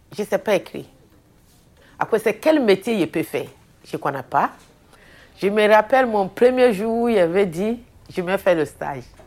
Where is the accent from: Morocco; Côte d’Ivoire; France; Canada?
Côte d’Ivoire; Abidjan; moved away as an adult; now in Belgium; Je suis née en Côte d'Ivoire, à Abidjan. Euh, je suis arrivée en Belgique en 2011.